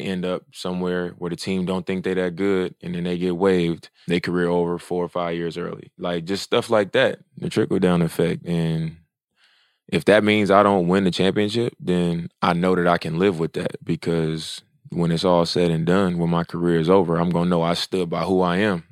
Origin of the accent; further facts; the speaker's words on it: Oakland, California, United States; I'm from Oakland